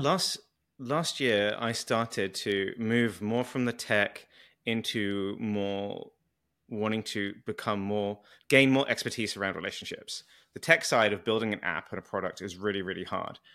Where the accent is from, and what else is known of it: United Kingdom; accent: British